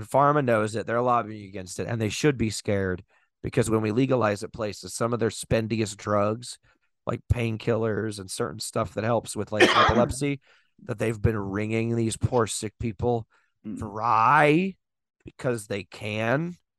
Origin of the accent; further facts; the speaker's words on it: Texas, United States; I think My home state in Texas, this Lou.